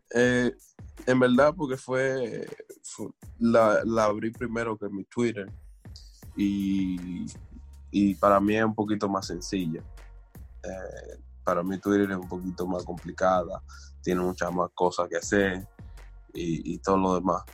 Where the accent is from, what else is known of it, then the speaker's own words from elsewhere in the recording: Dominican Republic; somos dominicanos, sabemos dónde venimos